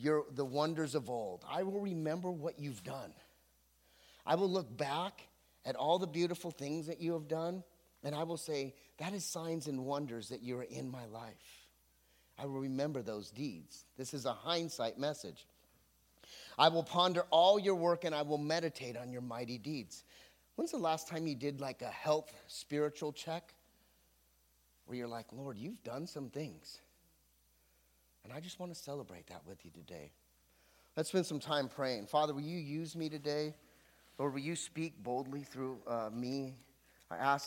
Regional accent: Santa Barbara, California, United States; also born or lived in Anaheim, California; now in Camarillo, United States; I'm from Santa Barbara, but I lived in Anaheim, but it's now my hometown

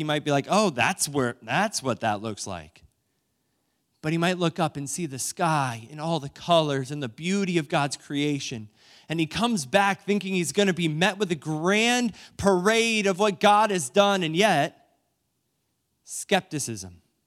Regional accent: New London, Ohio, United States; moved away; my hometown of New London, Ohio

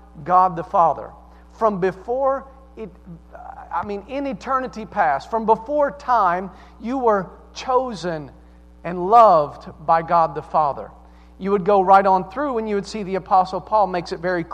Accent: the South, United States; accent: Southern; also born or lived in Staten Island, New York; now in Mechanicsburg, United States; I sound like I'm from the South

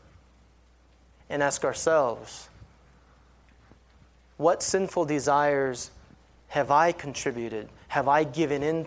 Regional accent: California, United States; I grew up in California

